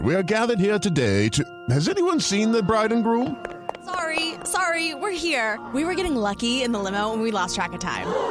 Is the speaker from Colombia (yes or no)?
yes; Colombia; nuestro país